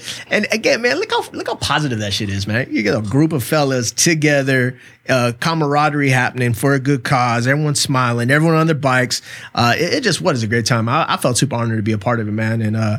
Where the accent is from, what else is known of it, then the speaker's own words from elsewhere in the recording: Chula Vista, California, United States; I have an affinity in my heart for especially Third Avenue. I mean, I grew up on Van Street, right around the corner